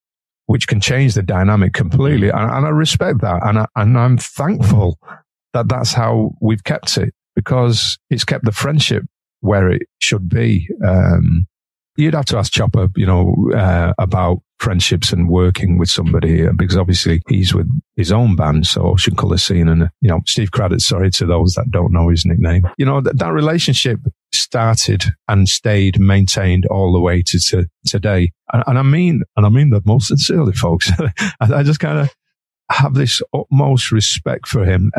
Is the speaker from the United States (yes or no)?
no; Manchester, North West England, United Kingdom; I'm Mancunian